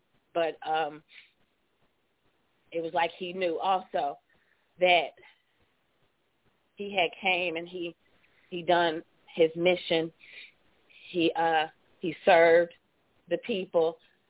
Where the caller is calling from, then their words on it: Charleston, West Virginia, United States; I'm from Charleston, West Virginia.